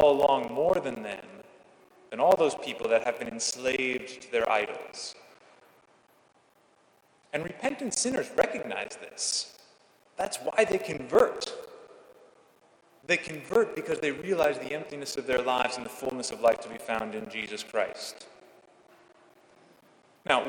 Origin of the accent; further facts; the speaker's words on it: California, United States; moved away as an adult; now in Washington, United States; I left my home state of California 3,000 miles behind